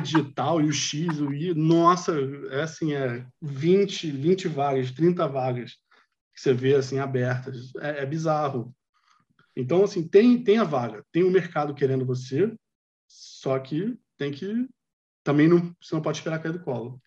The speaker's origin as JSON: {"language": "Portuguese", "region": "Rio de Janeiro", "country": "Brazil", "also_born_or_lived": "Vietnam / China / Canada", "moved": "as an adult", "said": "eu sou do Rio"}